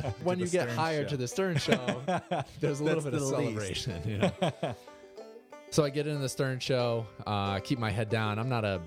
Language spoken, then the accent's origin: English; Naugatuck, Connecticut, United States; also born or lived in New Milford, Connecticut; I grew up in Naugatuck, Connecticut, right next to Waterbury